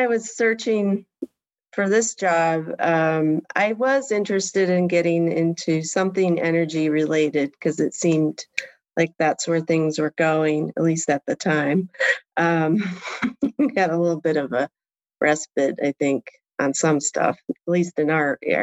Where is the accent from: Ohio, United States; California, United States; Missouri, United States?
Ohio, United States; Port Clinton; moved away as an adult; also born or lived in Kalamazoo, Michigan / New York / Germany; now in Washington, D.C., United States; that's where I really grew up, in Port Clinton, Ohio, which is a small town on Lake Erie.